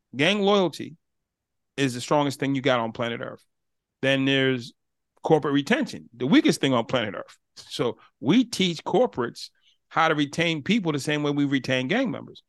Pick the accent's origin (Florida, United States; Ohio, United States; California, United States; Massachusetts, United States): Massachusetts, United States; Boston; I'm from Boston